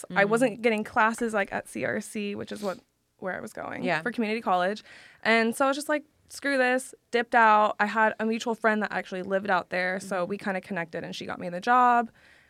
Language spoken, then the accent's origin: English; Sacramento, California, United States; moved away as an adult; also born or lived in Galt, California; now in Los Angeles, United States; I grew up in Sacramento till like sixth grade. And then middle school, high school, I went to a small town.